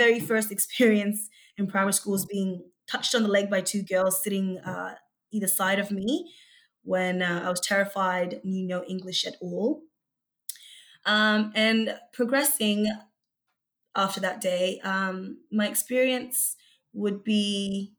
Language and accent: English; Brisbane, Queensland, Australia; English is a second language; also born or lived in Egypt / Melbourne; I came to Australia just before I turned 8 years old, and I originally grew up in Brisbane